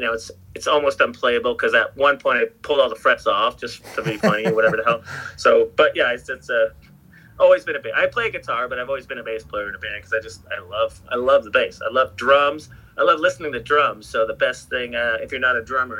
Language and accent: English; Sarnia, Ontario, Canada; moved away as an adult; now in California, United States; I grew up in like a small town called Sarnia, Ontario